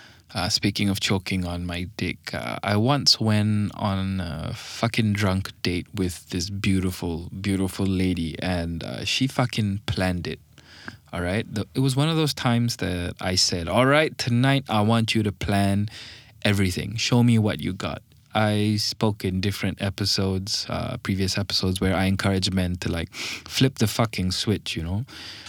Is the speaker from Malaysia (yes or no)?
yes; Malaysia; English is a second language; But actually, I'm from Malaysian, okay? We sound like this over here.